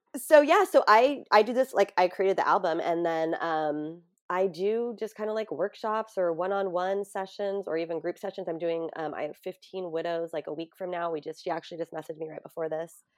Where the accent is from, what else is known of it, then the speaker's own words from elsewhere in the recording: San Diego, California, United States; in San Diego, in my hometown